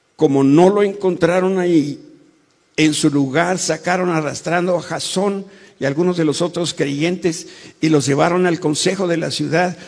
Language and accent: Spanish; Mexico; como mexicanos